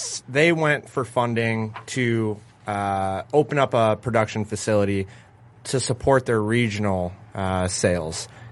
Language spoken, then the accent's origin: English; Michigan, United States; also born or lived in Kansas; I'm from Michigan